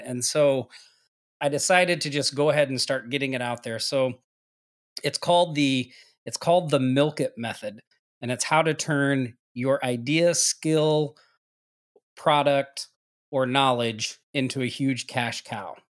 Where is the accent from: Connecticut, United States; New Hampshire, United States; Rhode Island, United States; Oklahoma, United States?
Oklahoma, United States; moved away as an adult; now in Maui, United States; I'm originally from Oklahoma